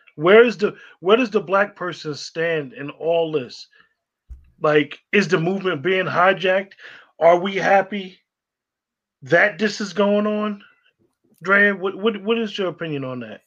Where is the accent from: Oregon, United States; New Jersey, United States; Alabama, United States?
New Jersey, United States; northern; growing up in New Jersey, in northern Jersey, a lot of us that went to the school systems in northern Jersey